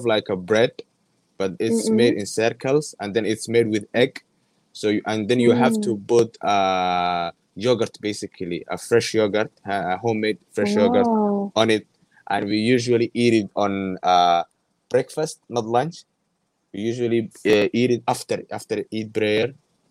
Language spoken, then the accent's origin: English; Gabiley, Somaliland, Somalia; moved away as an adult; now in Malaysia; I'm from Gavile. It's called Gavile. It's in Somaliland. Yeah, it's in Somaliland. It's called Gavile. It's on the west side.